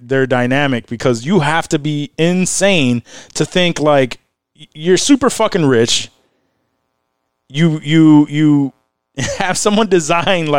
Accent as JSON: {"language": "English", "town": "Rochester", "region": "New York", "country": "United States", "said": "we're from Rochester"}